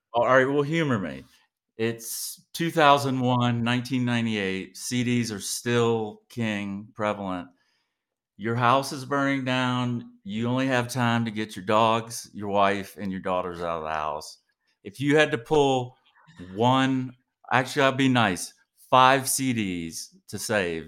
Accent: Savannah, Georgia, United States; now in Texas, United States; I'm originally from Savannah, Georgia

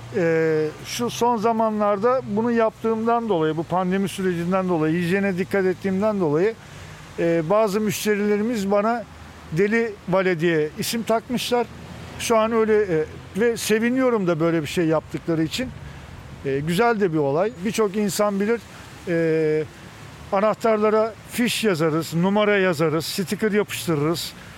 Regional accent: Istanbul, Turkey; Doğma Büyüme İstanbulluyum.

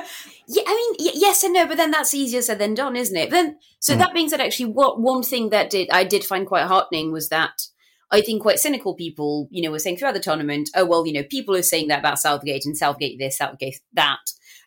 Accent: France; English is a second language; moved away; when I was in high school in France

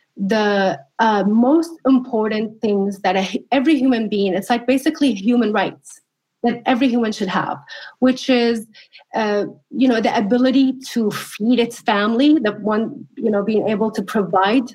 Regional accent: Syria; also born or lived in California; now in United States; somebody who grew up under the Assad regime

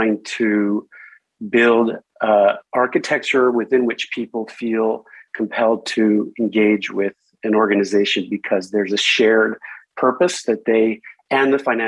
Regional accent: Canada; moved away as an adult; also born or lived in Stockholm, Sweden; I grew up in, I was born in Canada, but I started my career in Stockholm, Sweden.

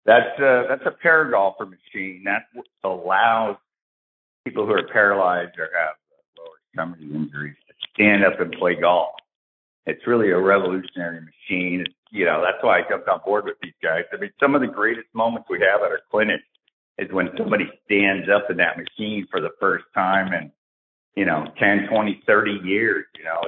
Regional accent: Tampa, Florida, United States; born there; I was born in MacDill. I'm in Florida right now. I was born over at MacDill in Tampa and grew up 17 years as a military brat.

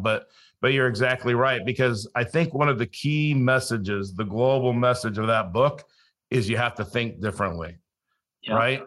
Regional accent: Los Angeles, California, United States; also born or lived in Colorado / South Dakota; now in Florida, United States; I grew up in Los Angeles, so I didn't grow up a hunter or an outdoorsman

